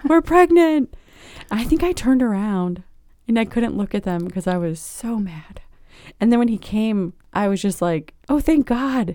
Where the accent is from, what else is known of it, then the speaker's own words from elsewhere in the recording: Virginia Beach, Virginia, United States; now in Richmond, United States; I grew up not far from here, about a hundred miles in Virginia Beach.